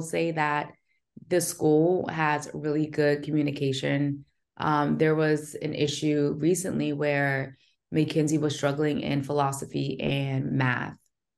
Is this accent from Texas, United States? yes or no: no; New Jersey, United States; also born or lived in Pensacola, Florida; Yes, I'm from Jersey originally, okay, but my last duty station was in Pensacola, Florida.